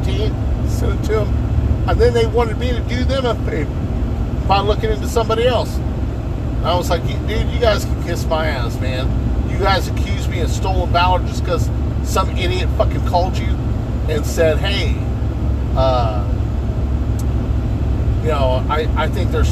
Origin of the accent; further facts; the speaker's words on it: United States; I was born in the United States